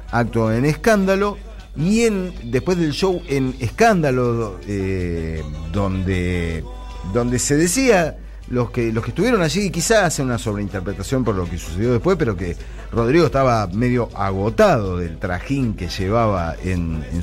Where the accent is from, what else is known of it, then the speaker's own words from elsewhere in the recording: Córdoba, Argentina; Soy cordobés.